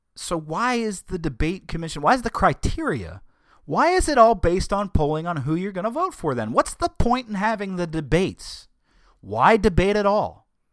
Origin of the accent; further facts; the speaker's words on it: United States; as American people